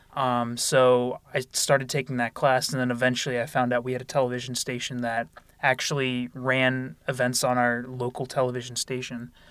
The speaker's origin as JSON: {"language": "English", "town": "Lansdale", "region": "Pennsylvania", "country": "United States", "said": "I'm from Lansdale, Pennsylvania. That's about forty minutes north of Philadelphia. Um, I went to North Penn High School"}